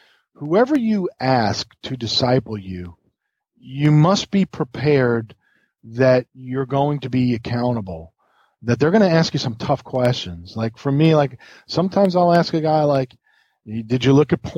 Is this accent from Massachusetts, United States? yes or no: no; New York, United States; now in the South, United States; And I grew up in New York, like where it was cold